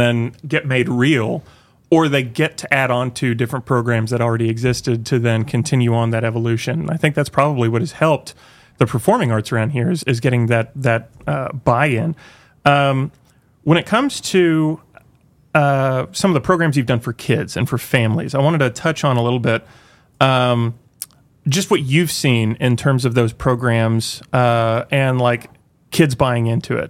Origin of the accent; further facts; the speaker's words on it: Tulsa, Oklahoma, United States; now in Northwest Arkansas, United States; I grew up in Tulsa, Oklahoma